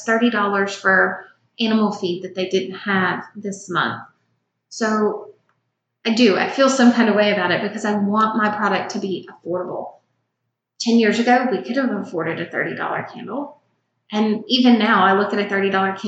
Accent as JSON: {"language": "English", "town": "Shreveport", "region": "Louisiana", "country": "United States", "tie": "born or raised there", "said": "We grew up in Shreveport, Louisiana."}